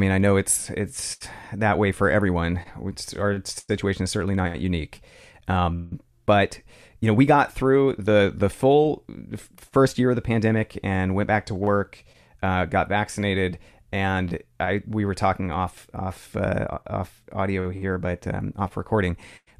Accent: San Francisco, California, United States; now in Santa Cruz, United States; So right now I'm in Santa Cruz, California. I grew up in San Francisco.

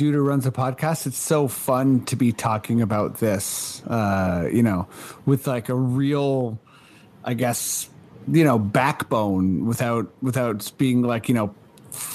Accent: Canada; as a Canadian

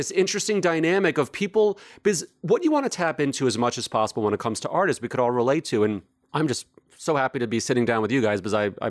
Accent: New York City, New York, United States; I grew up in New York, and frankly, growing up in New York in the 70s and 80s

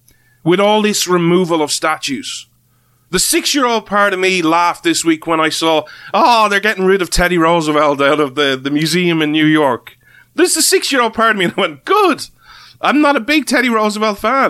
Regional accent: Ireland; as an Irishman

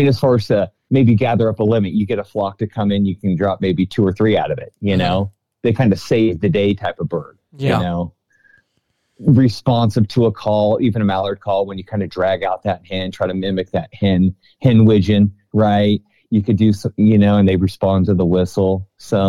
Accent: California Delta, United States; I grew up in the Delta

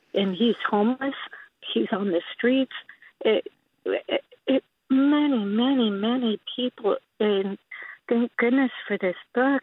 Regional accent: Imperial Beach, California, United States; also born or lived in San Anselmo; now in San Rafael, United States; I grew up in Imperial Beach

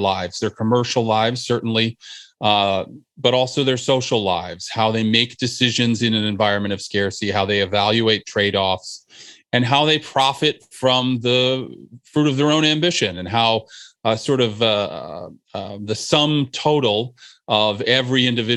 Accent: New Jersey, United States; the place where I grew up in New Jersey

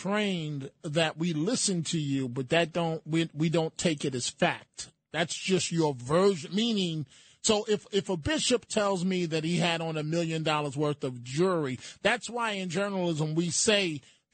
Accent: New York City, New York, United States; in my day growing up in New York City

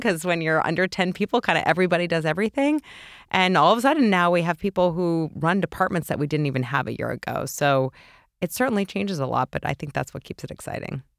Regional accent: New York City, New York, United States; grew up in New York City

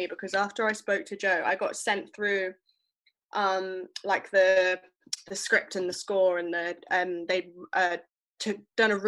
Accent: Stratford-upon-Avon, West Midlands, United Kingdom; I also grew up in Stratford-upon-Avon

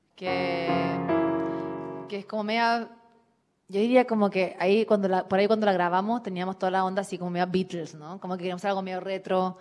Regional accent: Chile; yo soy de Chile

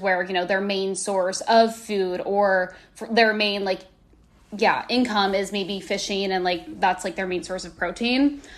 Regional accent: Midwest, United States; now in New York, United States; growing up in the Midwest

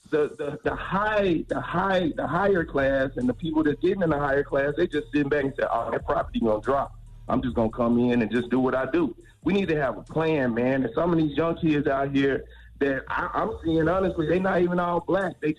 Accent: Moncks Corner, South Carolina, United States; I'm from South Carolina. I'm from Moncks Corner, South Carolina

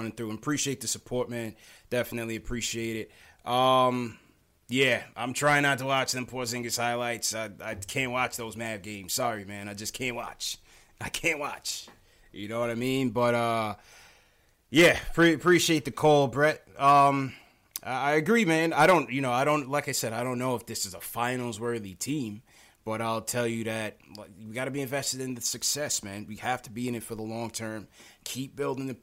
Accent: New York City, New York, United States; I was born in Flatbush

